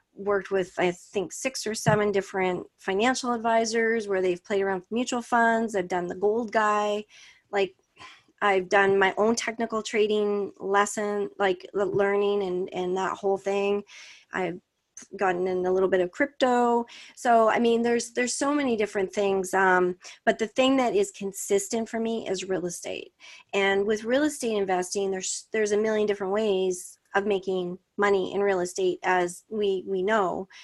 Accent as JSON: {"language": "English", "country": "Canada", "said": "I'm Canadian"}